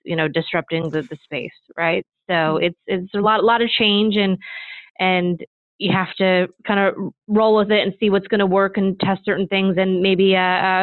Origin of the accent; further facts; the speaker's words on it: Midwest, United States; moved away; I grew up in the Midwest